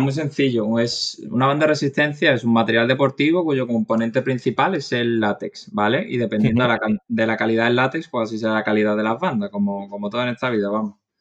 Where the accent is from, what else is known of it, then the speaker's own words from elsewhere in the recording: Málaga, Andalusia, Spain; soy de Málaga, tengo 29 años